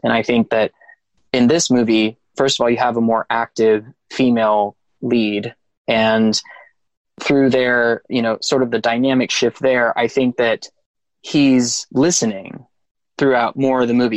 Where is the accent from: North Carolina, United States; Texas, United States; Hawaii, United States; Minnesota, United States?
Texas, United States; I'm from Texas